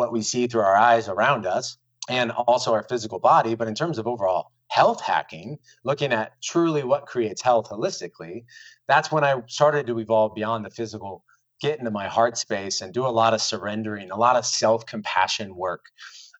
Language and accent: English; Des Moines, Iowa, United States; moved away; also born or lived in Miami; I'm from Iowa. This is in Des Moines, born and raised